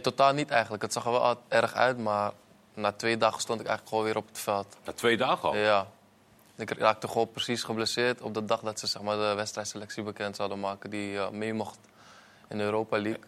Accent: Netherlands; moved away; ik kom uit Nederland

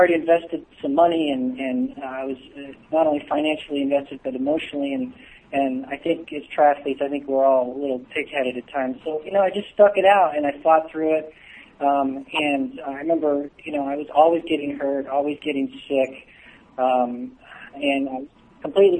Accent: Southern California, United States; I grew up in Southern California, so I spent a lot of time at the beach

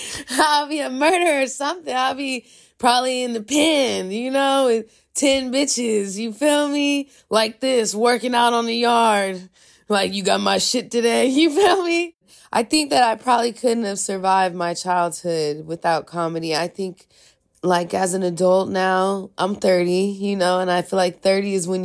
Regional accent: California, United States; also born or lived in San Francisco; I was born in Palo Alto. My dad is from East Palo Alto and my mom's from Redwood City. So I grew up in both of those places a little bit. But I came to the city when I was 14.

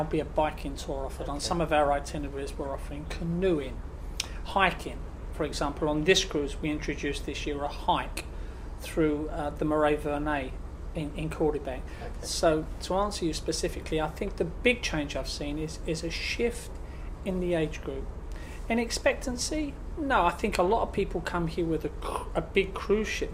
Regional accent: United Kingdom; us as British people here in Europe

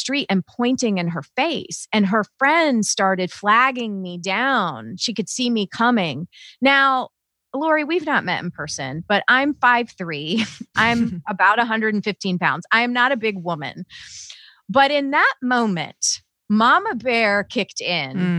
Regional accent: the South, United States; now in Southern Indiana, United States; I was raised in the South

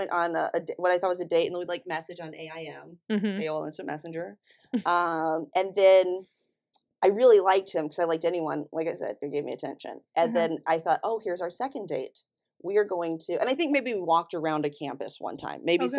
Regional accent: Flat Rock, North Carolina, United States; also born or lived in Florida / Raleigh, North Carolina; I'm originally from North Carolina. Well, Florida/North Carolina. Born in Florida. Grew up in Flat Rock, North Carolina.

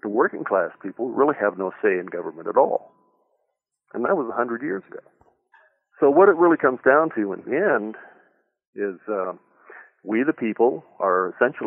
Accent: Northern California, United States; I grew up in California, in the Northern California

